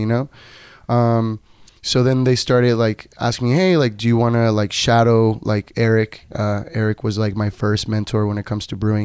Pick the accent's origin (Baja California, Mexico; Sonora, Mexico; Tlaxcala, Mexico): Baja California, Mexico; Tijuana; first language Spanish; English is a second language; moved away; also born or lived in Nevada; I am originally from Tijuana, Baja California, Mexico.